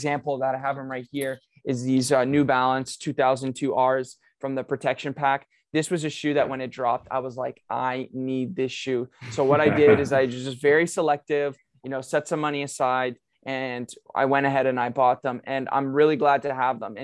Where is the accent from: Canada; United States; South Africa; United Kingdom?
Canada; as a Canadian, for us as Canadians